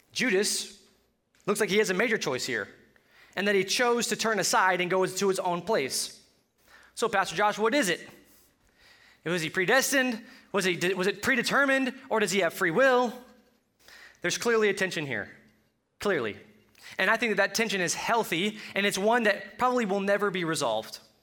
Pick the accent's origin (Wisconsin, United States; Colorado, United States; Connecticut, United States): Colorado, United States; accent: Colorado; My Colorado accent